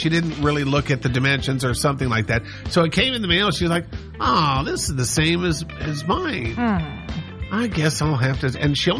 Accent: Montana, United States; growing up in Montana

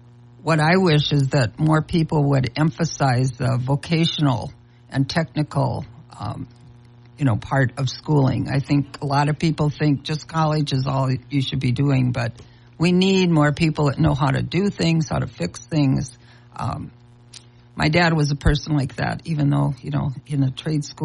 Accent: Wahpeton, North Dakota, United States; I went to school right in my hometown of Wapato, North Dakota.

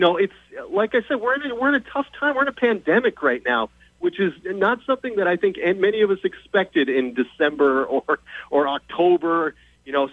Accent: El Paso, Texas, United States; moved away as an adult; also born or lived in Denver; now in Boston, United States; this is my hometown, born and raised in El Paso

